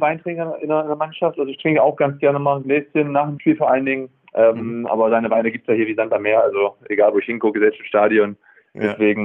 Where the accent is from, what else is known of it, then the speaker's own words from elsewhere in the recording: Germany; also born or lived in Bremen; now in Freiburg, Germany; ich komme natürlich auch aus dem Harz